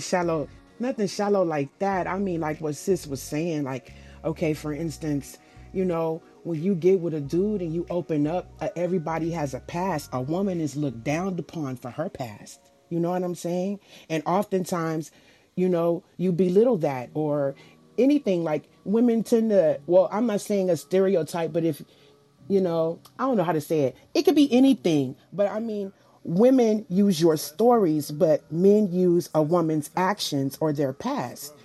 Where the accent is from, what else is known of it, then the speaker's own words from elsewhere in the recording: the South, United States; I'm from the South.